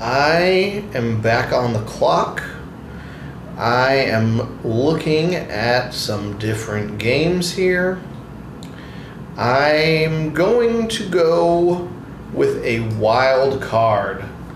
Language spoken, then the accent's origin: English; around Iowa State, United States; I grew up around Iowa State